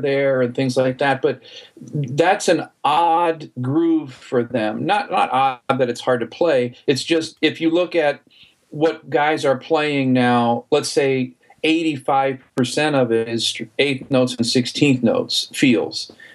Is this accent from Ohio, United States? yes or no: yes; Ohio, United States; I grew up in Ohio around my grandparents